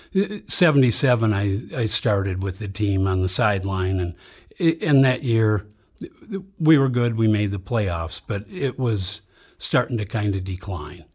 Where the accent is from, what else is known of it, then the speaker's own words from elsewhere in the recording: Saint Paul, Minnesota, United States; I grew up in Saint Paul.